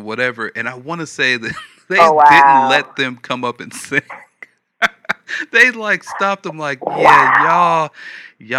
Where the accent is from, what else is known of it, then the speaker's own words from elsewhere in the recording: Los Angeles, California, United States; moved away as an adult; also born or lived in Alabama; now in Texas, United States; I'm from L.A., and I grew up in the Church of God in Christ